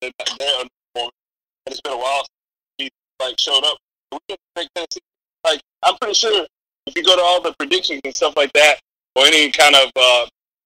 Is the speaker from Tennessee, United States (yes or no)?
yes; Tennessee, United States; I'm gonna go for my home state